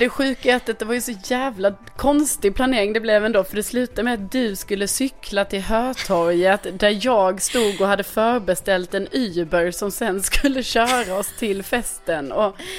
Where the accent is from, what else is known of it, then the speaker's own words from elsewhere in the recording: Skåne, Sweden; accent: Scanian (skånska); min skånska